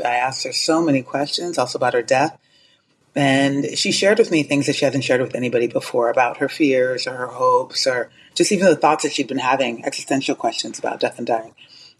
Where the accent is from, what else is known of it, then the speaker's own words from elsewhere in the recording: Colorado Springs, Colorado, United States; also born or lived in Ghana; now in Los Angeles, United States; I'm Ghanaian by birth. I grew up in Colorado Springs, Colorado in the States. I currently live in Los Angeles.